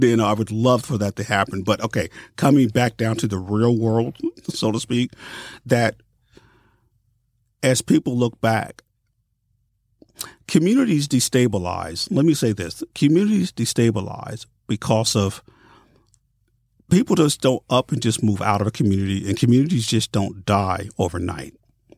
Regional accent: Columbus, Ohio, United States; moved away as an adult; I'm from Columbus, Ohio.

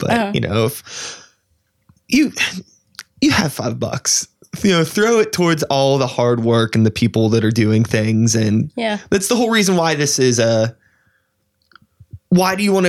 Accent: Pittsburgh, Pennsylvania, United States; I grew up in Pittsburgh

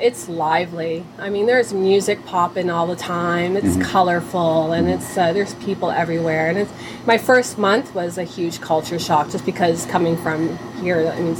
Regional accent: Toronto, Ontario, Canada; moved away as an adult; now in Alliston, Canada; I'm from Toronto.

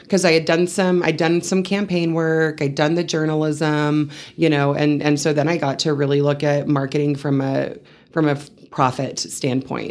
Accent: Seminole, Texas, United States; moved away as an adult; also born or lived in Canyon, Texas / San Angelo, Texas; now in Amarillo, United States; I was raised in Seminole, Texas, which is a bit south of Lubbock, so very much a West Texas girl

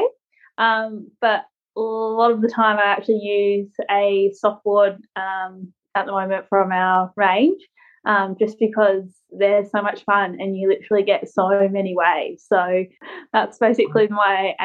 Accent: Australia

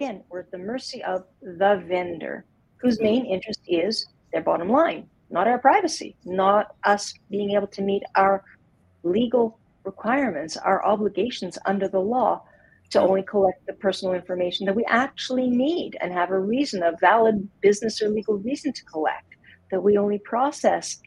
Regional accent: Montreal, Quebec, Canada; now in Calgary, Canada; I grew up in Montreal

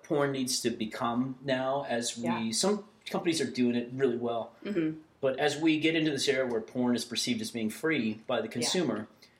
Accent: Texas, United States; So I grew up in Texas where, now this is, I'm old.

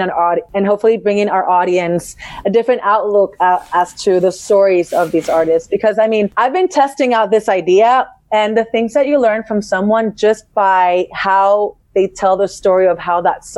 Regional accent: Puerto Rico; also born or lived in Boston; I was born and raised in Puerto Rico, which is in the Caribbean.

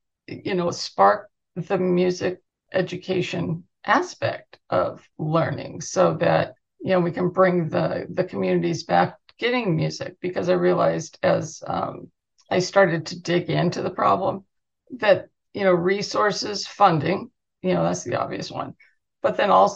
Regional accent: Southern California, United States; also born or lived in Huntington Beach; as a kid growing up in Southern California

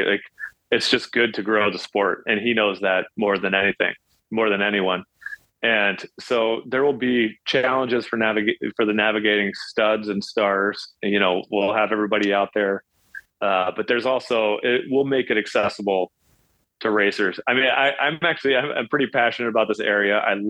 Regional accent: Kansas, United States; I grew up in Kansas, and I've done Unbound, the 200-mile version, and I wanted to go a little bigger.

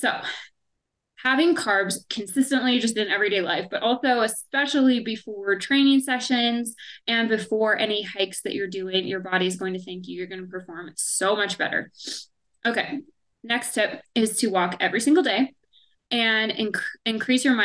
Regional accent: Indiana, United States; now in Colorado, United States; where I grew up in Indiana

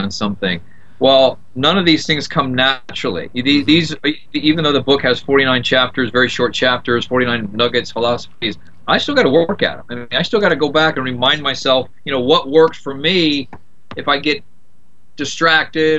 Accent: Indiana, United States; moved away as an adult; also born or lived in South Florida; now in Florida, United States; I came to Florida from Indiana. I lived on a farm in Indiana, just a corn-fed country boy.

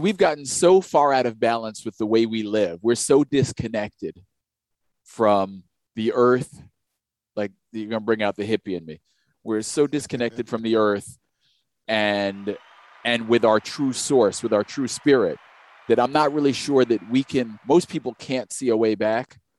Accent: New York, United States; we didn't really get New York State history coming up through school.

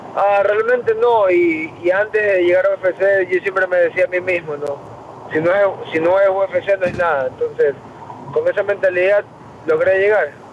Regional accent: Ecuador; moved away as an adult; now in United States

